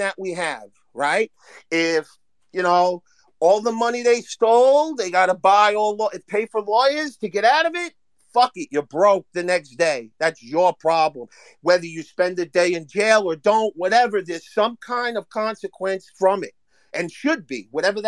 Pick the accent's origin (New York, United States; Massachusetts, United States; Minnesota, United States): New York, United States; I'm from New York.